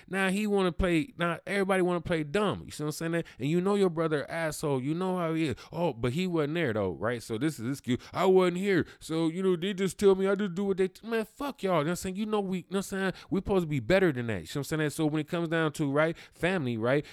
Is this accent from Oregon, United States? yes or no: no; Cleveland, Ohio, United States; I'm from Cleveland, Ohio, so that's all I ever been, that's all I ever know